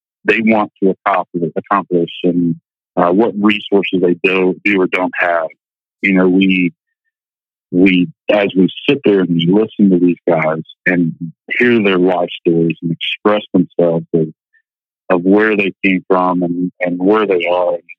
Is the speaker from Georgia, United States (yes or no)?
yes; Georgia, United States; moved away; the Georgia upbringing